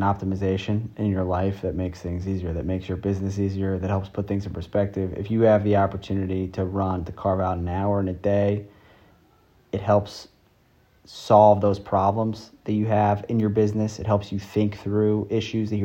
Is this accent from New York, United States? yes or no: yes; New York City, New York, United States; I grew up in New York City